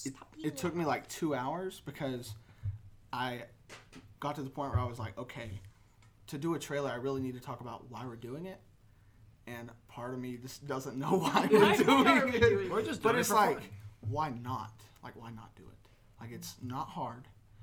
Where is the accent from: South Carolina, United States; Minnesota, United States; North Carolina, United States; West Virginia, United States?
North Carolina, United States; I'm a student at App State. I'm from North Carolina.